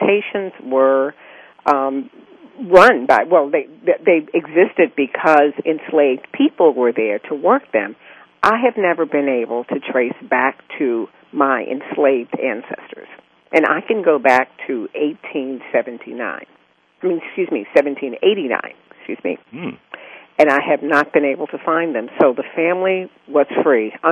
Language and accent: English; Charles City County, Virginia, United States; I'm a native Virginian. I was born in Charles City County, Virginia, a little county on the James River between Richmond and Williamsburg